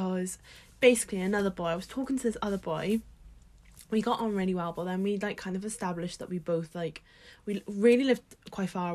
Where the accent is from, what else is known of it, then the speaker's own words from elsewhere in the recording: Swansea, Wales, United Kingdom; I'm from Swansea.